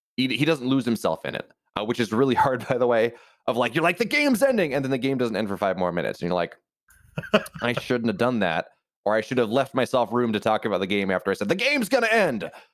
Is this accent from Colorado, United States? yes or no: no; Virginia, United States; we're both from Virginia